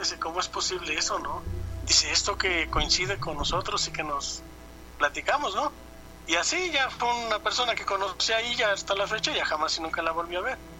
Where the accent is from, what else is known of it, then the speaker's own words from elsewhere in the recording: Perote, Veracruz, Mexico; yo soy de Perote, Veracruz